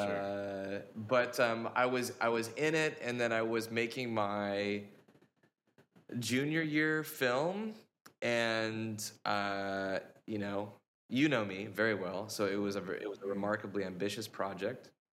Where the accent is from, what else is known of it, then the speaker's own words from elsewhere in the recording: Vancouver, Washington, United States; I'm from Vancouver, Washington, which is not to be confused with Vancouver, British Columbia